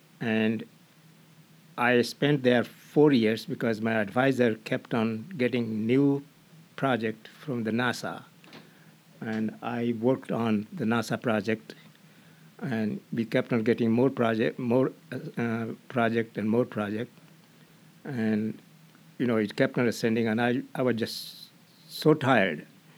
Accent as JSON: {"language": "English", "country": "India", "tie": "born or raised there", "moved": "yes", "said": "In India."}